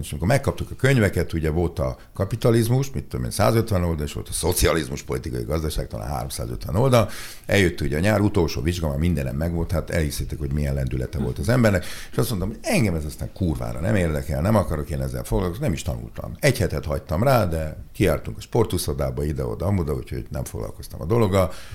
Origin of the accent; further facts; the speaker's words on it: Budapest, Hungary; Én ide jártam nem messze a Verespáli gimnáziumban, ami szerintem egy tök jó iskola, én itt nőttem fel a belvárosba